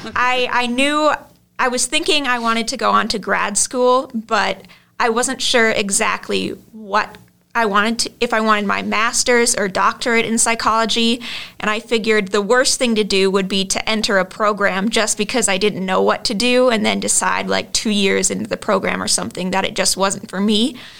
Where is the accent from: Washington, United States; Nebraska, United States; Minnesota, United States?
Minnesota, United States; Lino Lakes; I'm from Lino Lakes, Minnesota.